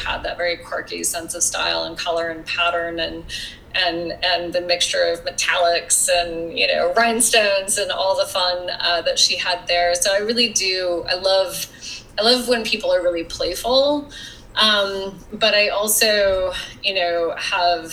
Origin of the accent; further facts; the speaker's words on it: Wyoming, United States; as a kid growing up in Wyoming